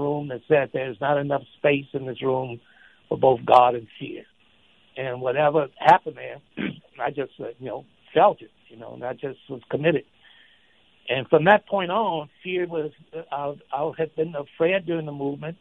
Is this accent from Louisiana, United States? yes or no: yes; Shreveport, Louisiana, United States; Shreveport, which is my hometown